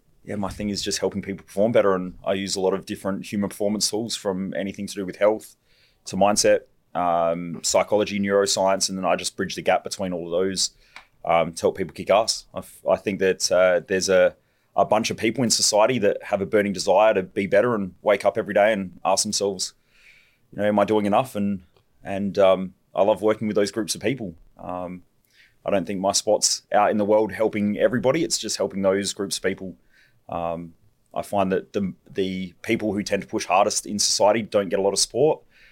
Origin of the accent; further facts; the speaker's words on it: Parafield Gardens, South Australia, Australia; born there; I was born in South Australia.